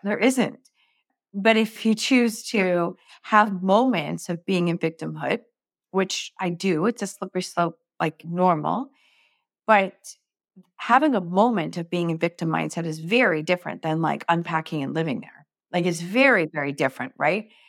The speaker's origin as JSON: {"language": "English", "country": "Canada", "said": "I'm from Canada, so we have, like, huge arenas"}